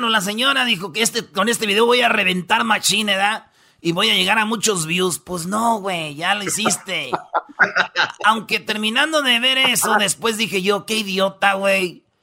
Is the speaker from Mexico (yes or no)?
yes; Michoacán, Mexico; also born or lived in Mexico City; mamá es de Michoacán, todos mis hermanos. Nomás vino un día aquí al DF y pues me tuvo, pero yo pues me siento michoacano y soy michoacano.